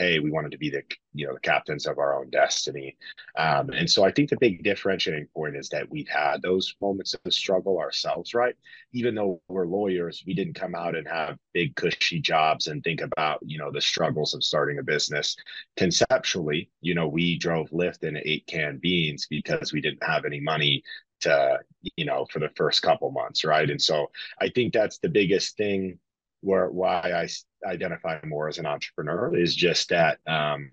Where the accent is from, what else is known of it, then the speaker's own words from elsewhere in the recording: Lincoln, Nebraska, United States; moved away; also born or lived in Colorado; I'm originally from Lincoln, Nebraska